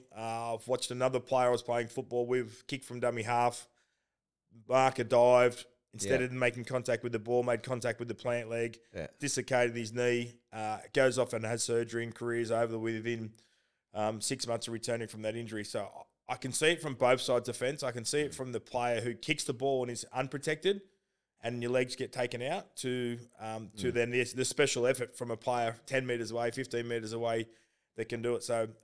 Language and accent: English; Belmont, New South Wales, Australia; Born Belmont. And raised in Belmont, yeah, which is where Lakes United play from.